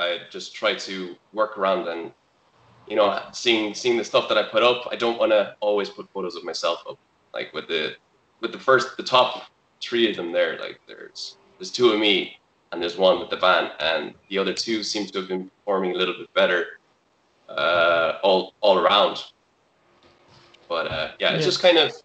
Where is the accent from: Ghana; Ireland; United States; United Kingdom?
Ireland; Galway, Connacht; I'm a photographer from Galway